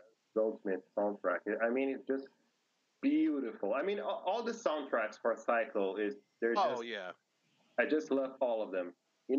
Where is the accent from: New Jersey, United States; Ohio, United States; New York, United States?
New York, United States; Yeah, I mean, I came from New York.